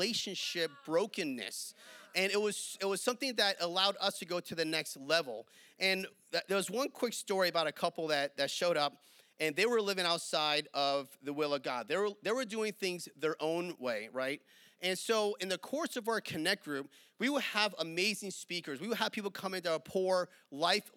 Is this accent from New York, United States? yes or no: yes; New York, United States; moved away; I'm from New York